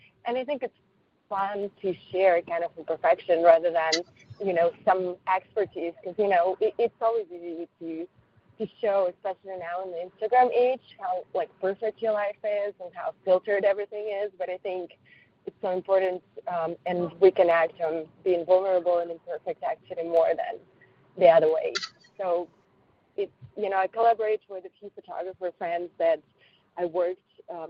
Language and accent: English; Paris, Île-de-France, France; English is a second language; English is not really my first language. It's my third language. I speak French as well, because I grew up in Paris.